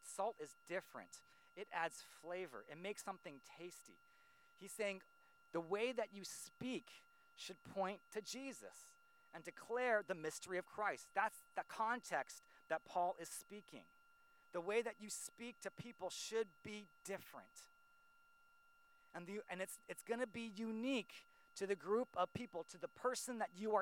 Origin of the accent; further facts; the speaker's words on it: Silicon Valley, California, United States; I grew up here in Silicon Valley